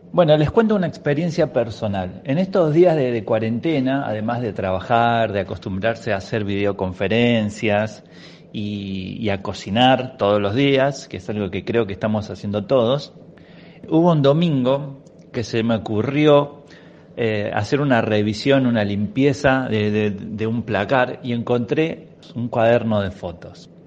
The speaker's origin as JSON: {"language": "Spanish", "town": "Buenos Aires", "country": "Argentina", "said": "me fui equipado desde acá de Buenos Aires"}